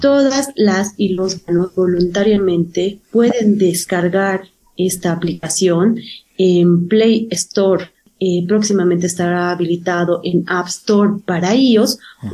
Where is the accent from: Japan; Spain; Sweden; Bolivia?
Bolivia; nos identifican como boliviano